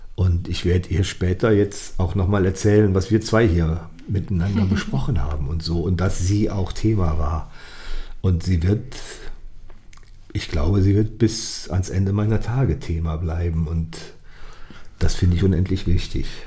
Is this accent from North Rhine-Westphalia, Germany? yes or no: yes; Ratingen, North Rhine-Westphalia, Germany; es war ja in meiner Heimatstadt